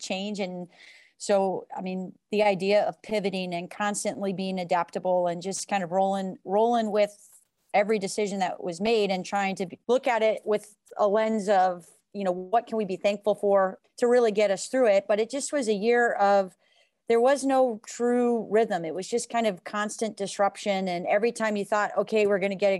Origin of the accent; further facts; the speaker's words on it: West Coast, United States; moved away as an adult; now in Ann Arbor, United States; I'm from the West Coast, born and raised